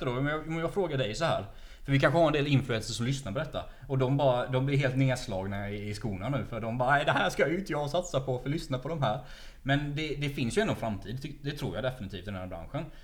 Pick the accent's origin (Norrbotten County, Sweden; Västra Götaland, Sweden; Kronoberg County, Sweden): Kronoberg County, Sweden; Växjö; Jag är också från Växjö.